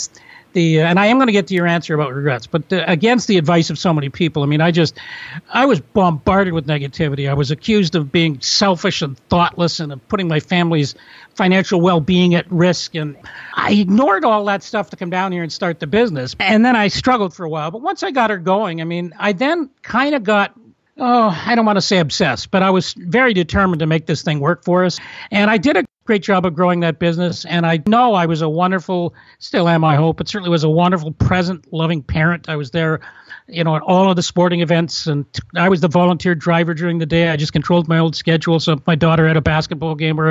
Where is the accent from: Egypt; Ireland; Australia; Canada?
Canada; also born or lived in Toronto; I'm from Canada